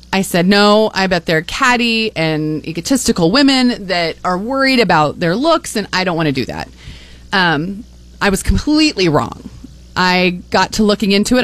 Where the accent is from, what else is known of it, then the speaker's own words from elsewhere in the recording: Grand Island, Nebraska, United States; also born or lived in Shelton, Nebraska / Colorado; born and raised in Nebraska